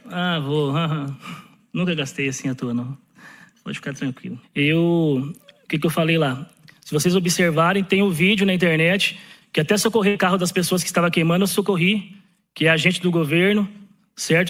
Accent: Brazil; eu sou brasileiro

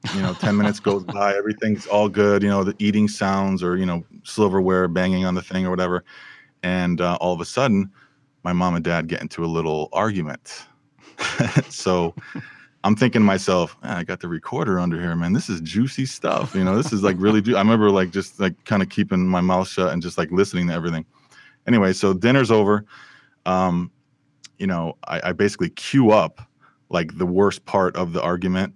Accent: Bristol, Connecticut, United States; now in Burbank, United States; I was raised in Bristol, Connecticut.

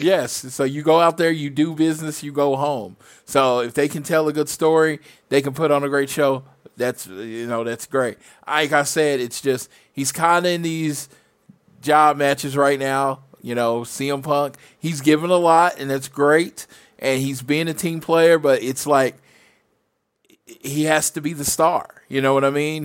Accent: Oklahoma, United States; I'm from Oklahoma

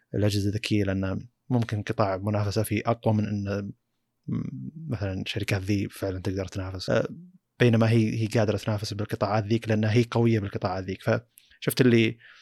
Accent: Saudi Arabia; عندنا في السعوديه

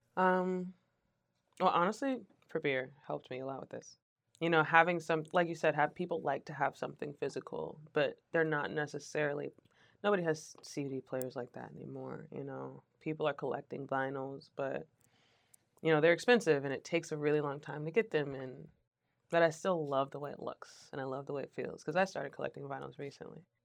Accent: Richmond, Virginia, United States

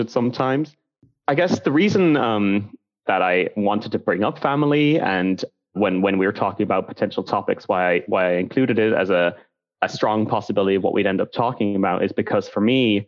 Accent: Ireland; now in Edinburgh, United Kingdom; I am an Irish man who is now living in the United Kingdom.

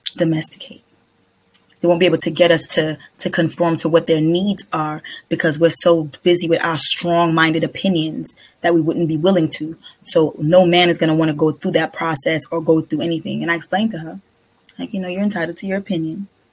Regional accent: Trinidad & Tobago; I'm a Trinidadian

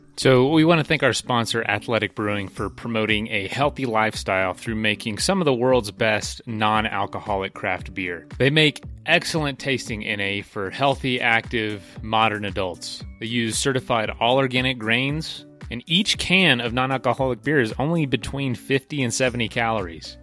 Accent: Florida, United States; now in Colorado, United States; We're from Florida

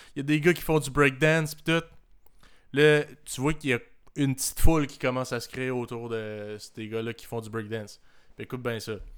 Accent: Canada; je viens du Canada

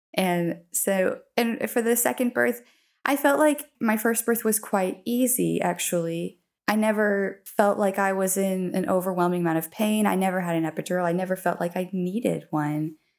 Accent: Colorado, United States; moved away as an adult; now in Dongguan, China; I'm from Colorado, in, uh, obviously U S

